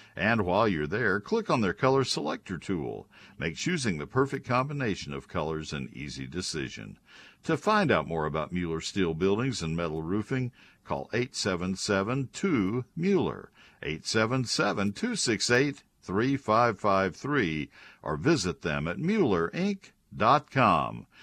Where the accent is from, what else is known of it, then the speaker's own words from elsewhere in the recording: Texas, United States; I'm a native Texan